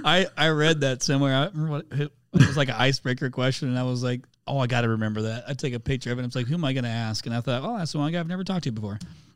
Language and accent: English; Indiana, United States; I'm from Indiana originally. Yep. Grew up there.